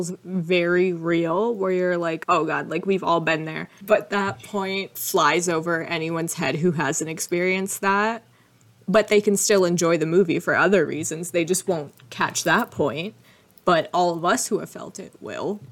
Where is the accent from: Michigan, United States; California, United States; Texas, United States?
Michigan, United States; Detroit; I was born in Detroit.